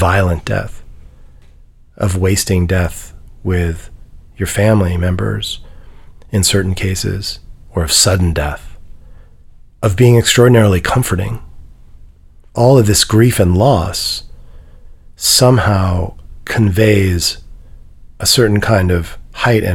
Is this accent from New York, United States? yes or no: yes; New York City, New York, United States; also born or lived in Midwest / West Coast; now in Nashville, United States; I grew up in Manhattan